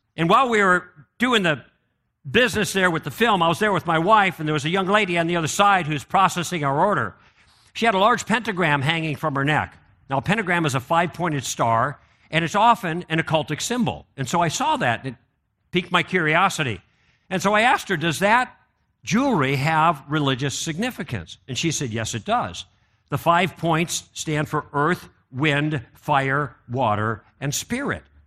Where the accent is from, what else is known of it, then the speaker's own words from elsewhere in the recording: Chicago, Illinois, United States; I grew up in Chicago